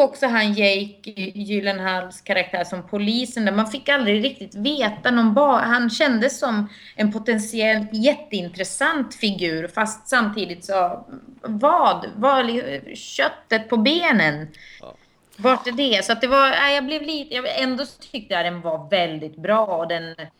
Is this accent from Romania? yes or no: no; Finland; now in Sweden; som finsk medborgare